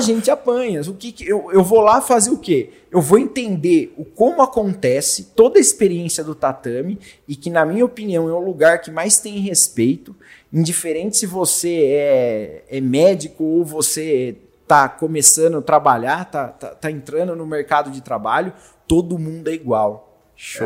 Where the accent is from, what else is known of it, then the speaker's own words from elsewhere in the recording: Jundiaí, São Paulo, Brazil; Sou de classe média baixa, nascido e criado lá em Jundiaí